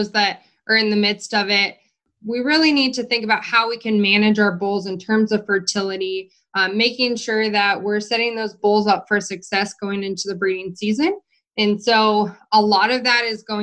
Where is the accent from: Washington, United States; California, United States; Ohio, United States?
California, United States; Redding; moved away as an adult; also born or lived in Colorado / New Mexico / North Dakota; now in Nebraska, United States; So I'm originally from Northern California. I grew up a few hours from the Oregon border and Nevada border in Redding, California.